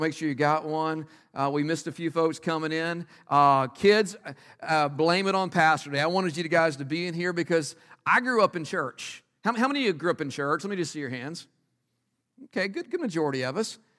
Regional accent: Texas, United States; moved away; I grew up in Texas.

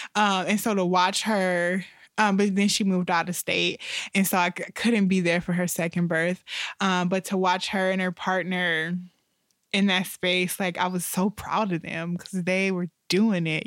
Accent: Toledo, Ohio, United States; moved away; I'm from Toledo

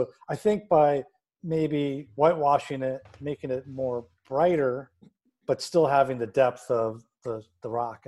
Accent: California, United States; now in Phoenix, United States; I grew up in California, and that was like the style of the 70s in the San Fernando Valley.

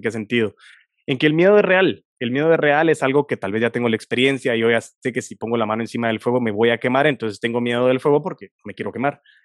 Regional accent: Guatemala; sé que nací en Guatemala por algo y para algo

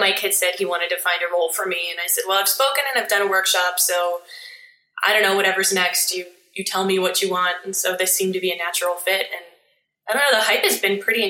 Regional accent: Steubenville, Ohio, United States; now in Columbus, United States; I grew up in Steubenville, Ohio, which is the easternmost part of Ohio.

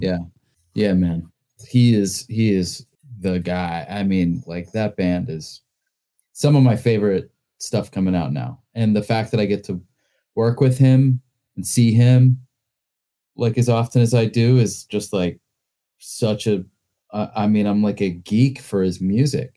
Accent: Greensboro, North Carolina, United States; moved away as an adult; also born or lived in Winston-Salem, North Carolina / New York; growing up in North Carolina

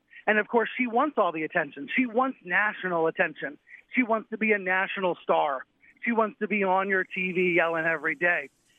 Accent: Maryland, United States; I grew up in Maryland, right down the road from Sinclair's headquarters near Baltimore.

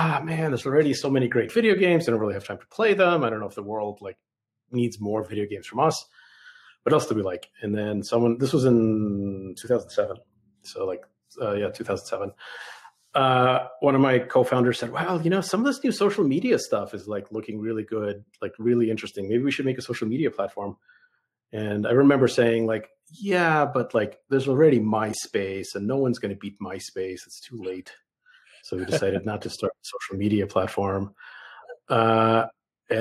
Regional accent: New York City, New York, United States; English is a second language; moved away as an adult; also born or lived in Soviet Union / Boston / San Francisco Bay Area; now in Bentonville, United States; I grew up in the Bronx, in New York City

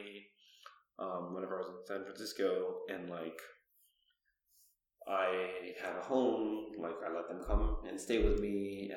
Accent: Toronto, Ontario, Canada; I grew up in Toronto

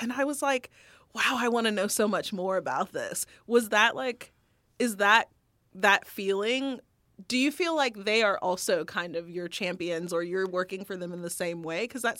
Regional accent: the South, United States; I grew up in the South by most people's standards, fairly, like, economically underprivileged, I would think.

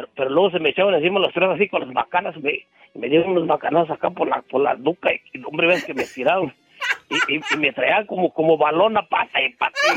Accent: a ranch near Pénjamo, Guanajuato, Mexico; otro amigo de ahí del mismo rancho donde somos nosotros

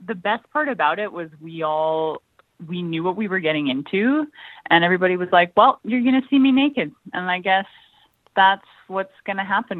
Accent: White Rock, British Columbia, Canada; born there; also born or lived in Maui, United States; No, I was born in White Rock.

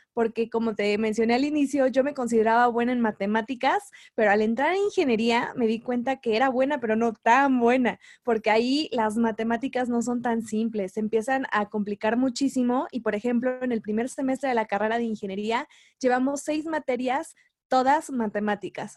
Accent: Mexico City, Mexico; soy de la Ciudad de México

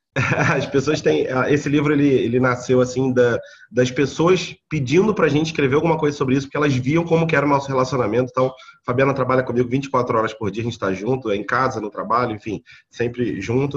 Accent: Rio de Janeiro, Brazil; Eu sou natural da Ilha do Governador, aqui no Rio de Janeiro.

